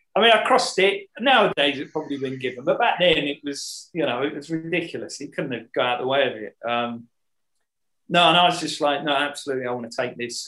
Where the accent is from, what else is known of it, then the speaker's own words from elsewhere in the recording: Hemel Hempstead, East of England, United Kingdom; growing up in Hemel or on the edge of Hemel